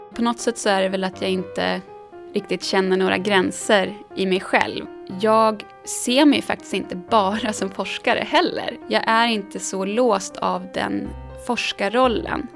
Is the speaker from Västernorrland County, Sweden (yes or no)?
yes; Sundsvall, Västernorrland County, Sweden; now in Stockholm, Sweden; min lilla småstad som jag växte upp i Sundsvall